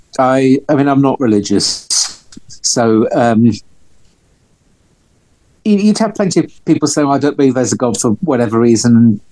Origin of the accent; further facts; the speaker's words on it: London, United Kingdom; moved away as an adult; also born or lived in Glasgow; I'm from North London.